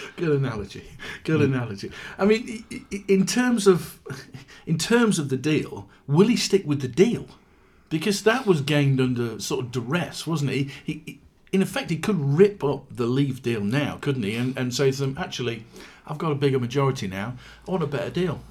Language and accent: English; Yorkshire and the Humber, United Kingdom; growing up in South Yorkshire